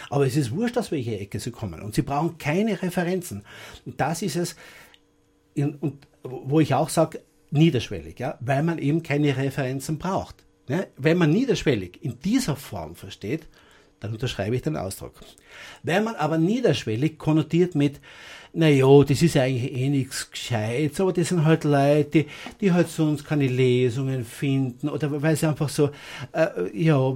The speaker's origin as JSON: {"language": "German", "town": "Innsbruck", "region": "Tyrol", "country": "Austria", "moved": "as an adult", "lives_now": "Styria, Austria", "said": "Eigentlich bin ich ja kein Grazer, ich bin ein Innsbrucker. Ich habe damals in, in Innsbruck einen gewissen Bekanntheitsgrad gehabt als Literat. Ich bin dann im Jahr 95 übersiedelt in die Steiermark"}